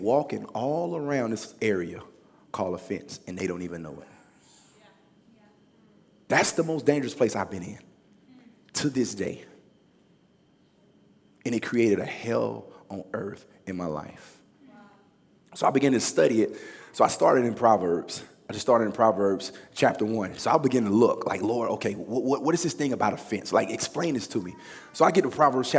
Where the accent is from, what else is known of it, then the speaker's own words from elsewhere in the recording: Louisiana, United States; moved away; also born or lived in Los Angeles, California; I'm from Louisiana.